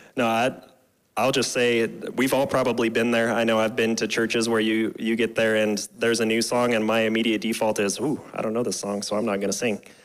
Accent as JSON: {"language": "English", "town": "Scottsbluff", "region": "Nebraska", "country": "United States", "tie": "born or raised there", "moved": "as an adult", "said": "I graduated from Scottsbluff in 2006."}